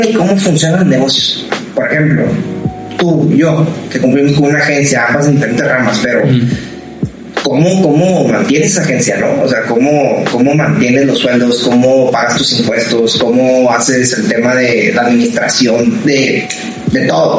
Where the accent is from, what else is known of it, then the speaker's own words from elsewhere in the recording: Ciudad Juárez, Chihuahua, Mexico; moved away as an adult; now in Monterrey, Mexico; yo soy de Juárez, Chihuahua. Este, cuando yo me vengo a estudiar a Monterrey, que aquí sigo